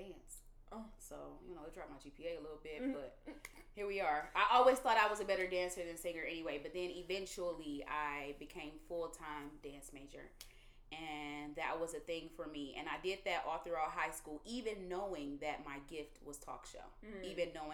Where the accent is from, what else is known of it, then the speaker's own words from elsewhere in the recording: Detroit, Michigan, United States; moved away as an adult; now in Los Angeles, United States; from Detroit, Michigan, the east side of Detroit to be exact. I don't think I've lived on the west side ever in my life.